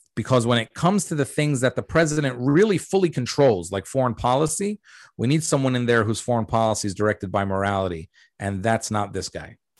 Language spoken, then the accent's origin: English; United States; also born or lived in Jordan; we came to America when I was three